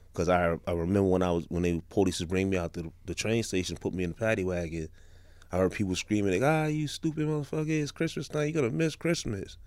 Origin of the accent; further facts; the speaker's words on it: New York City, New York, United States; Crown Heights, Franklin Avenue